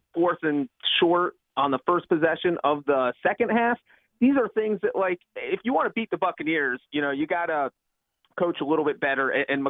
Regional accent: Cincinnati, Ohio, United States; also born or lived in California; now in Nashville, United States; I am in Nashville. I was raised in Cincinnati, but I'm actually from California.

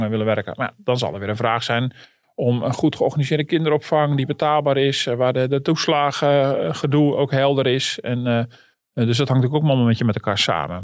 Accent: Netherlands

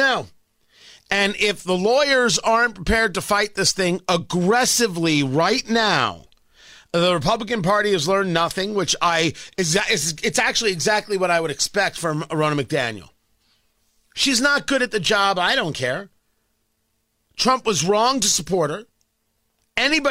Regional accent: New Jersey, United States; now in Indianapolis, United States; It's part of growing up in Jersey.

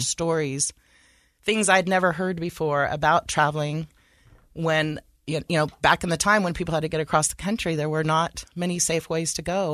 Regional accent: Sacramento, California, United States; moved away as an adult; now in Utah, United States; I was raised in California

